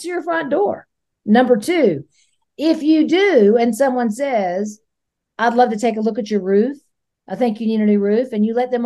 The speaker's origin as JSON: {"language": "English", "area": "Hillsborough County", "region": "Florida", "country": "United States", "tie": "born or raised there", "said": "I grew up in Hillsborough County"}